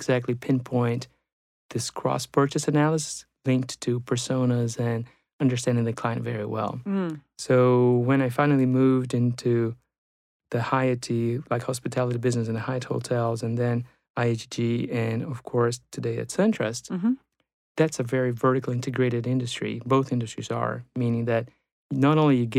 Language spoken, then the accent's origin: English; Brazil; moved away as an adult; now in United States; I'm also from Brazil, so I took those two courses in Brazil. And I came to the U.S. for my MBA in late 1999.